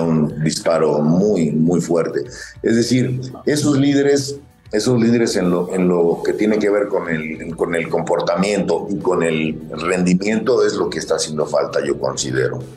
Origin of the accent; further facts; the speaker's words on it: Querétaro, Mexico; moved away; also born or lived in Matamoros, Tamaulipas; donde yo crecí, no soy, no soy queretano, soy matamorense, pero soy, soy queretano de corazón